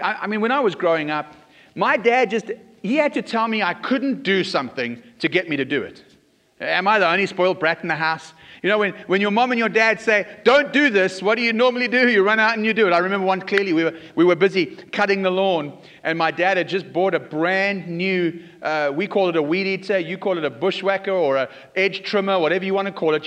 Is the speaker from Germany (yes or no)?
no; South Africa; I was growing up in South Africa